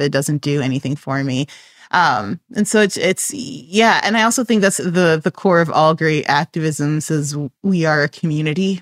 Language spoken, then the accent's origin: English; Chicago, Illinois, United States; I am from Chicago